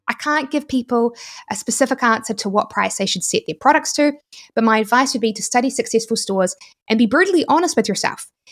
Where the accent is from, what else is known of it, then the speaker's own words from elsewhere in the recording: New Zealand; accent: New Zealand; my New Zealand accent